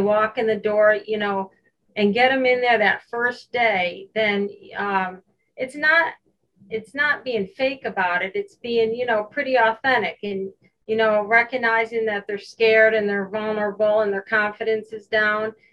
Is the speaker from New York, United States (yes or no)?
yes; Hoosick Falls, New York, United States; I grew up in Hoosick Falls, New York.